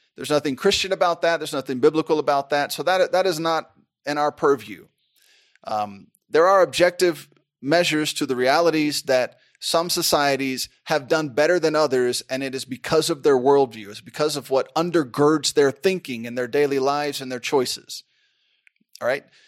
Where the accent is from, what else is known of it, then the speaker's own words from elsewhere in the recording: United States; I'm an American